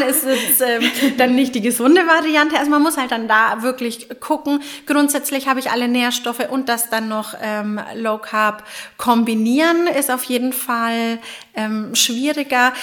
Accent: Franconia, Bavaria, Germany; Als Fränkin

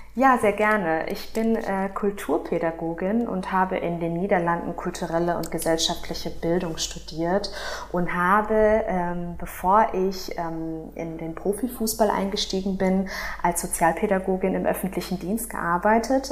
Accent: Dortmund, North Rhine-Westphalia, Germany; Ich bin in Dortmund geboren und aufgewachsen

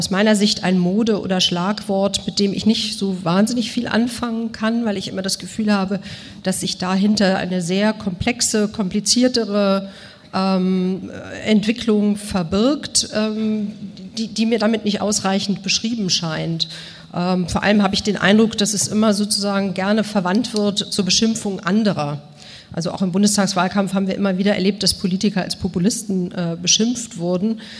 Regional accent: Bonn, North Rhine-Westphalia, Germany; also born or lived in Moscow, Russia; Ich bin in Bonn und Moskau groß geworden

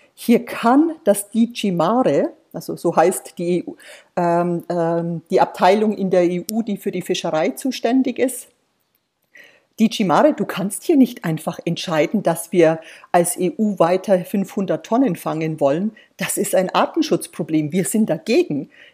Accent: Germany; wir als Deutsche

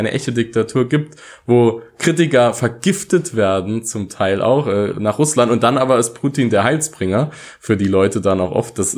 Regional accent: Saarland, Germany; wir kommen ja aus dem Saarland hier, ich habe auch viele Saarländer gesehen, die dorthin gefahren sind

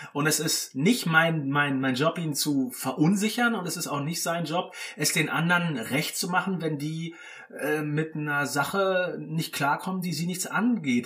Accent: Berlin, Germany; moved away as an adult; also born or lived in Villingen; wir sind äh, ursprünglich aus Berlin, meine Lebenskomplizin und ich.

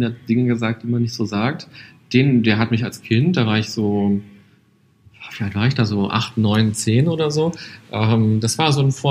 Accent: Berlin, Germany; Weil äh, Berlin, ich bin ja Berliner ja.

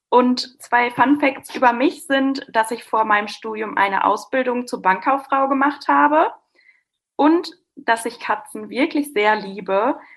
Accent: Westkirchen, North Rhine-Westphalia, Germany; now in Münster, Germany; Ich komme gebürtig auch nicht aus Münster, ich komme aus Westkirchen, was ein sehr kleines Dorf ist

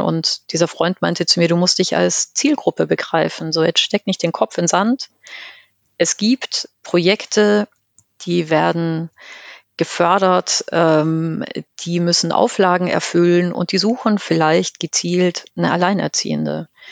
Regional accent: Chiemgau, Bavaria, Germany; ich komme aus dem Chiemgau, vom Land

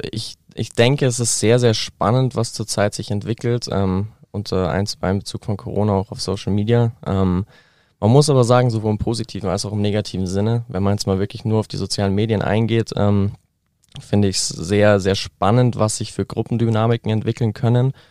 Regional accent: Neuried, Bavaria, Germany; das Café Ford zum Beispiel, ähm, auch aus meiner, meinem Heimatdorf Neuried eben, ist mittlerweile aber auch an mehreren Standorten.

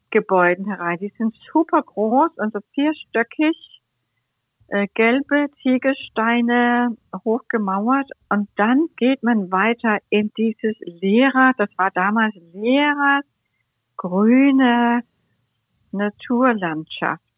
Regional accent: Copenhagen, Capital Region of Denmark, Denmark; German is a second language; moved away as an adult; also born or lived in Cologne / Berlin; meine Lieblingsstadt, meine Heimatstadt

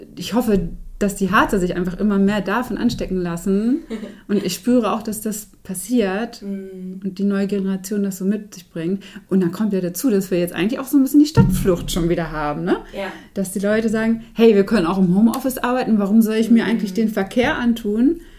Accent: Herzberg am Harz, Lower Saxony, Germany; Also ich bin Herzberg am Harz aufgewachsen

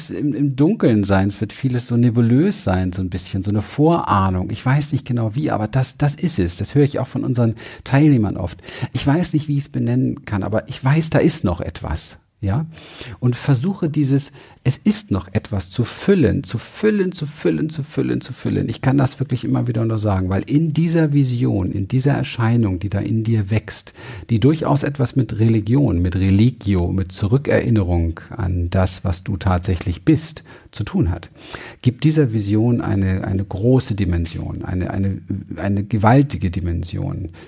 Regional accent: Berlin, Germany; Ich bin in Berlin aufgewachsen. Berlin Wedding im ähm, Hinterhof.

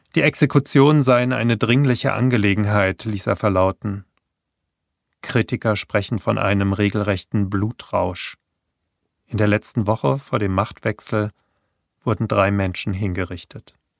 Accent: Hanau, Hesse, Germany; in meiner Geburtsstadt Hanau

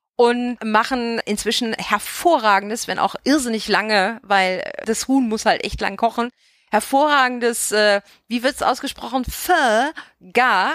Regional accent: Bavaria, Germany; now in Vogelsbergkreis, Germany; aus Bayern, aus der Gegend, wo ich herkomme

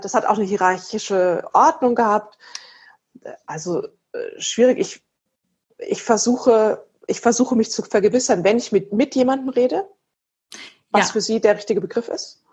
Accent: Erlangen, Bavaria, Germany; ich komme ja aus Erlangen

